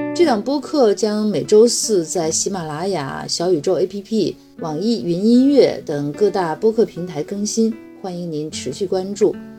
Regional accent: Shandong, China; now in Beijing, China; 我是山东人，曾经在山东卫视和央视做过主持人

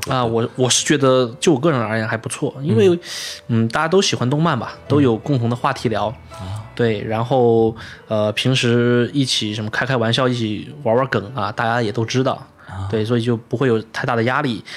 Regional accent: China; moved away as an adult; now in Japan; 作为我们作为一个中国人

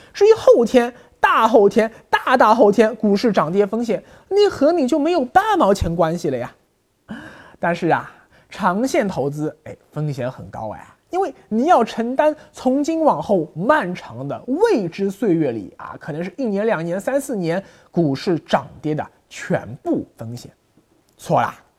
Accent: China; 我们大陆人今后一样也会走。

